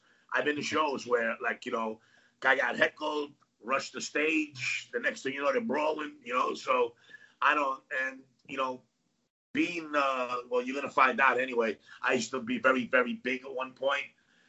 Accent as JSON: {"language": "English", "town": "New York City", "region": "New York", "country": "United States", "tie": "born or raised there", "also_born_or_lived": "Athens, Greece", "second_language": "English", "said": "So, I am from New York. Okay. I'm originally born in Athens, Greece."}